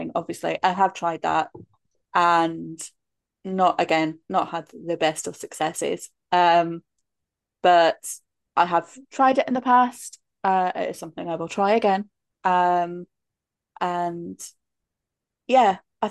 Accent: Scotland, United Kingdom; the village I grew up in Scotland

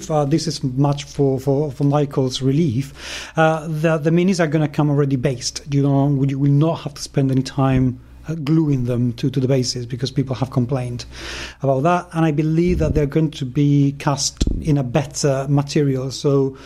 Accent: United Kingdom; accent: British; my British accent

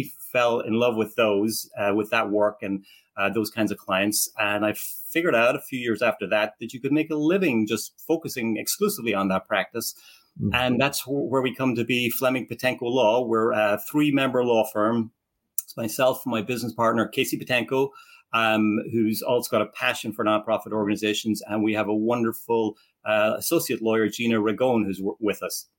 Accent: Ireland; moved away as an adult; now in Philadelphia, United States; I'm originally from Ireland. I came here in the late 1980s

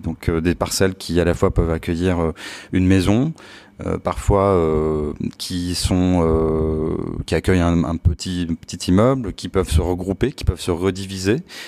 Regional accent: Palaiseau, Île-de-France, France; also born or lived in Laval; Alors je, suis né en fait plus exactement à Laval et j'ai grandi euh, à Palaiseau, donc euh, qui est en région parisienne

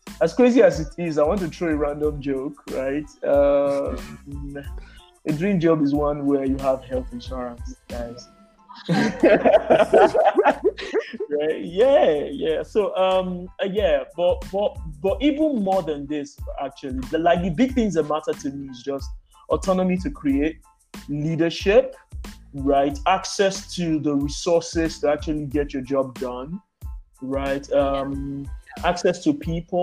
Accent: Nigeria; as a Nigerian

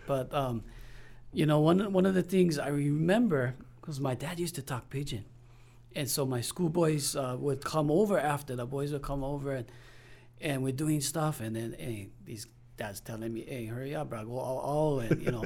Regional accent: Denver, Colorado, United States; moved away as an adult; also born or lived in South Kona, Hawaii; now in Hawaii, United States; all of my school, everything. From Denver

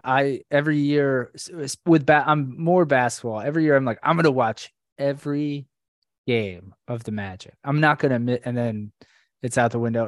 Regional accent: Orlando, Florida, United States; Abby and I have been friends since middle school, way back in uh or Central Florida, Orlando, Florida

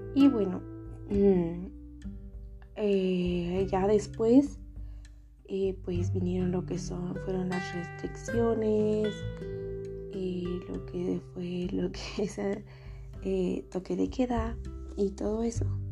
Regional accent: San Juan Cotzal, Quiché, Guatemala; first language Ixil; Spanish is a second language; moved away as an adult; now in Quetzaltenango, Guatemala; soy originaria de San Juan Cotzal el Quiché

